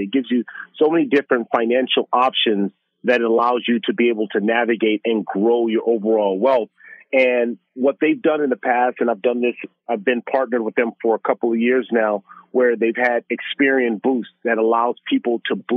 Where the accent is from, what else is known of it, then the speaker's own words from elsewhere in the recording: Los Angeles, California, United States; growing up in South Central Los Angeles